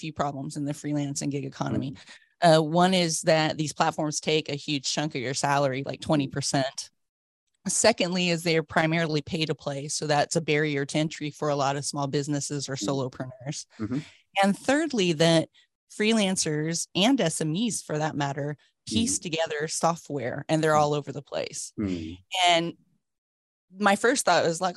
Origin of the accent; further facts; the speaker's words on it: United States; moved away as an adult; also born or lived in south of France; now in London, United Kingdom; I was born in America, went to school and university there, and moved to Europe around 30 years ago